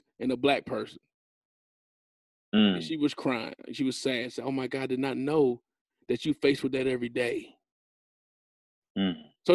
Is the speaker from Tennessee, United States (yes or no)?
yes; Knoxville, Tennessee, United States; I'm from Knoxville